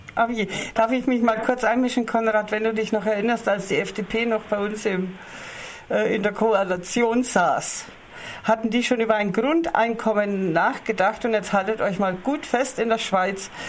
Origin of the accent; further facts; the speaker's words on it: Germany; bei uns in Deutschland